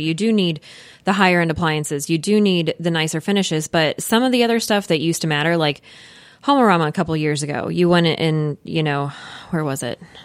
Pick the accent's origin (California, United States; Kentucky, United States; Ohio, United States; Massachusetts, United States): Kentucky, United States; Louisville; we, we are both from Louisville. I've lived here my whole life